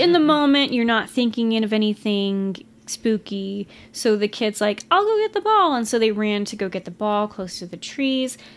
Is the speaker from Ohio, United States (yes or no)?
no; Texas, United States; We're from Texas